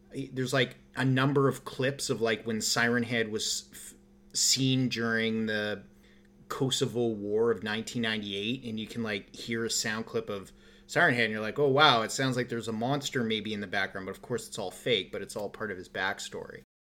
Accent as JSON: {"language": "English", "country": "Canada", "said": "we're Canadian"}